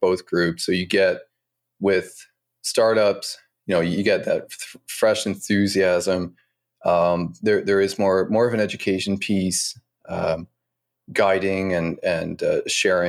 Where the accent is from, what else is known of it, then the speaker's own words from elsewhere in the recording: Eastern Canada, Canada; moved away as an adult; also born or lived in China; now in Montreal, Canada; So I grew up in Eastern Canada and a very small province and with not much around.